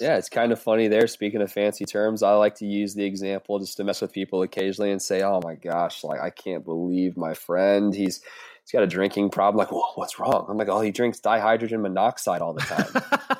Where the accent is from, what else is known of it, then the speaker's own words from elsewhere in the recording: the South, United States; I'm from the South